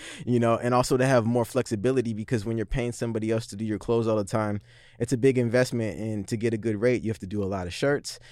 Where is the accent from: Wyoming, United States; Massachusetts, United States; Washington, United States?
Washington, United States; Seattle; I grew up in the Central District, same as Vitamin.